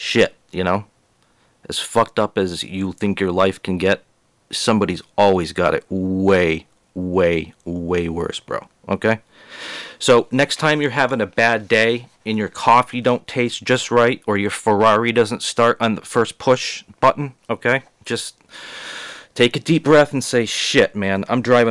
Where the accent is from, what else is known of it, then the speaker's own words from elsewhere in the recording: Boston, Massachusetts, United States; moved away; I came from Boston